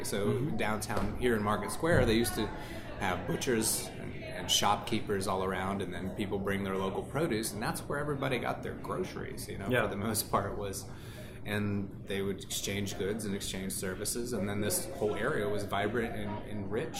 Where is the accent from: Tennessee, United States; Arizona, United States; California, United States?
California, United States; I'm from California. It's $8 or whatever.